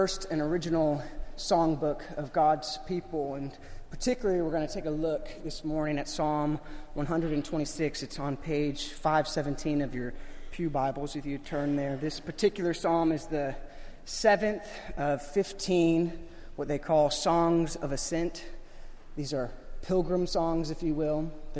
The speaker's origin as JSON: {"language": "English", "region": "Florida", "country": "United States", "tie": "born or raised there", "said": "Growing up in Florida"}